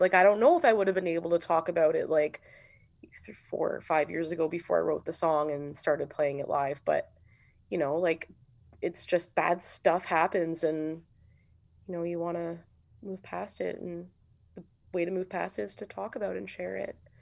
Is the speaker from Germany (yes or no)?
no; Sudbury, Ontario, Canada; moved away; growing up here was cool.